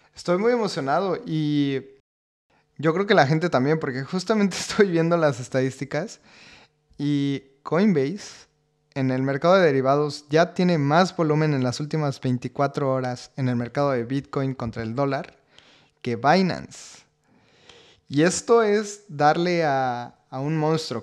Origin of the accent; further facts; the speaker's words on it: Mexico; siendo mexicanos